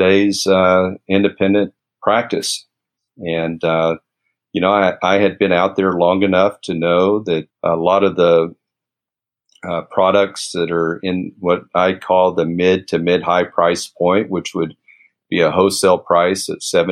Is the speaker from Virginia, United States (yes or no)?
no; Lubbock, Texas, United States; my hometown, Lubbock, Texas